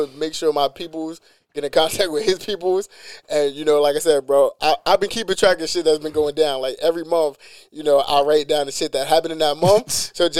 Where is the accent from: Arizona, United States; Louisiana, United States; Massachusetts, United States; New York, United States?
New York, United States; New York City; I'm from East New York